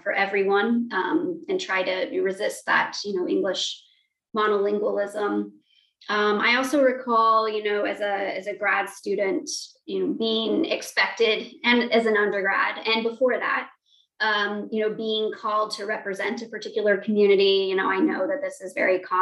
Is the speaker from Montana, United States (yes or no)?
yes; Montana, United States; moved away; growing up in Montana, there were not many people with my identities